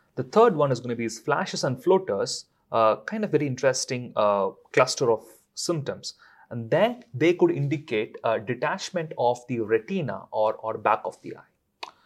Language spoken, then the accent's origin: English; India; now in London, United Kingdom; I'm from India